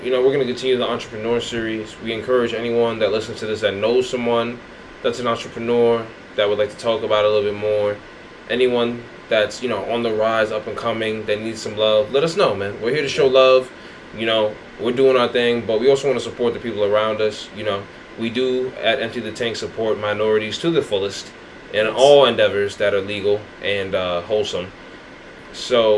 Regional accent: New York City, New York, United States; I'm from Queens

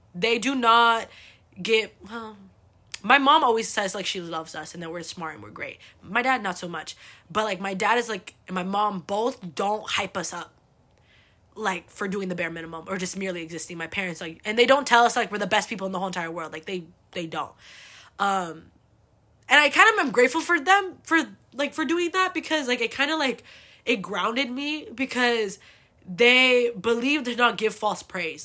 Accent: United States; I was born here

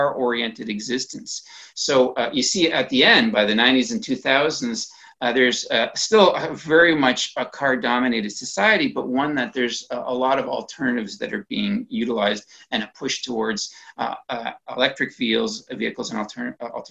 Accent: Canada

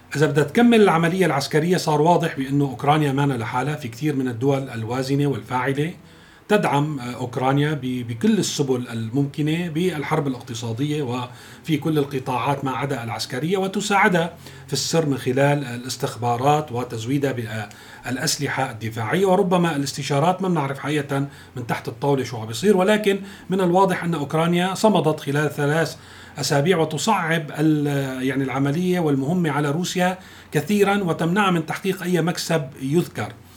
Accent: Syria; نحن ما لازم نصر كسوريين

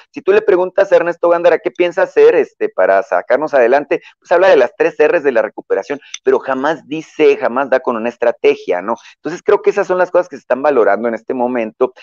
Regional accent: Sonora, Mexico; si soy de Sonora, les digo, sí, y Sonora es mío

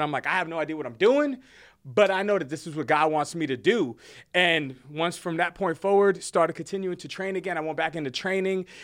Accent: New Jersey, United States; moved away as an adult; now in Texas, United States; born and raised in Jersey, uh, moved to Texas, military

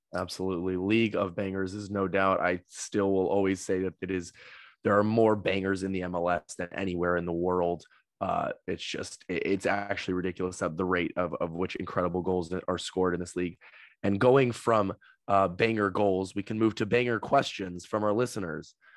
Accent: United States; As an American

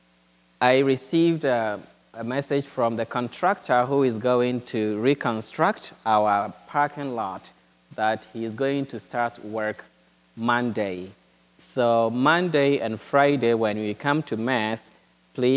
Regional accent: Ghana; moved away as an adult; now in United States; my diocese back in Ghana.

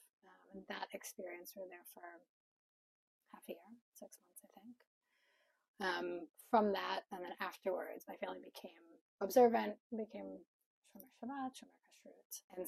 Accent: Madison, Wisconsin, United States; I grew up in Madison, Wisconsin, and grew up in a religious home, kind of in a context where there weren't a lot of other Jews.

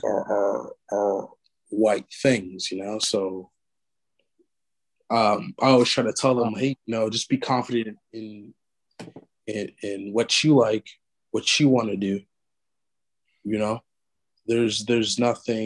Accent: Los Angeles, California, United States; I grew up in South Central

